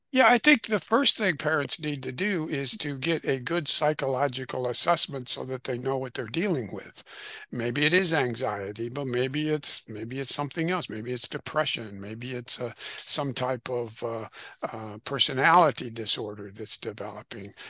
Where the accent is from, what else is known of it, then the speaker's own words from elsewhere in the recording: Illinois, United States; I'm originally from Illinois. Uh, in the Midwest in the United States